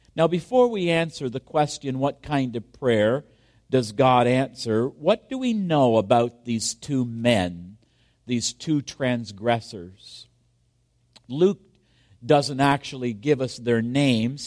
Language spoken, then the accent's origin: English; Kingston, Ontario, Canada; my hometown of Kingston, Ontario